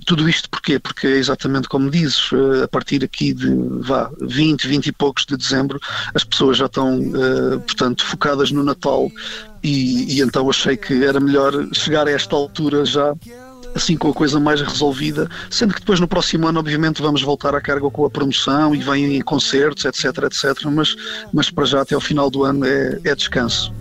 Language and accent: Portuguese; Portugal; also born or lived in Angola; apesar de ser português e, e, apesar de ter nascido em Portugal